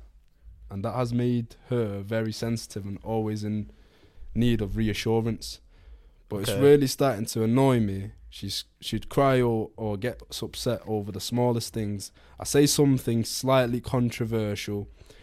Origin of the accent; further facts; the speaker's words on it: Birmingham, West Midlands, United Kingdom; That's not Scouse. I'm from Birmingham.